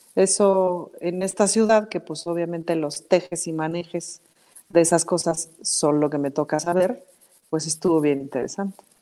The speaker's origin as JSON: {"language": "Spanish", "region": "Mexico City", "country": "Mexico", "said": "Como chilanga sí siempre me he sentido muy, muy, muy, muy, muy chilanga"}